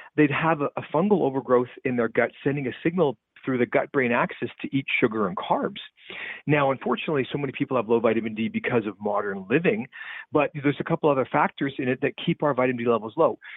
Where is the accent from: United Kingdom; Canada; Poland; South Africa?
Canada; the Canadian prairies; Growing up in the Canadian prairies